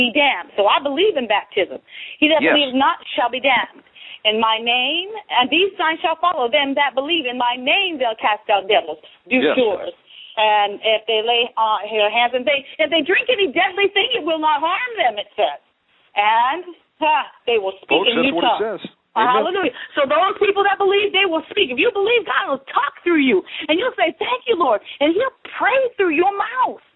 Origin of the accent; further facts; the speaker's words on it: Niagara Falls, Ontario, Canada; moved away; I was born in Niagara Falls, Ontario